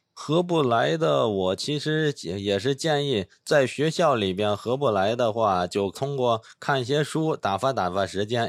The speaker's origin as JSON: {"language": "Chinese", "region": "Beijing", "country": "China", "moved": "as an adult", "said": "我是来自北京的"}